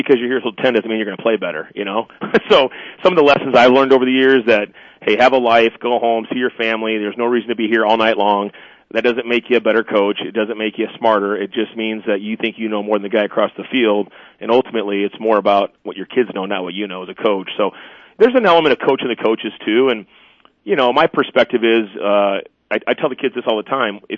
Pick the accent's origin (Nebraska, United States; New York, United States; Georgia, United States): Nebraska, United States; Omaha; moved away as an adult; now in Sioux Falls, United States; I'm from Omaha, so my mom's still down in Omaha